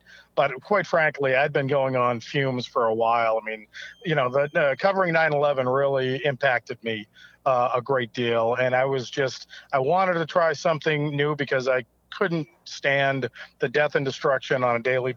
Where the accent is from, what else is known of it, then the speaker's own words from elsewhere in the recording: Cape Cod, Massachusetts, United States; also born or lived in Boston, Massachusetts; now in Marshfield, United States; I was born and raised on Cape Cod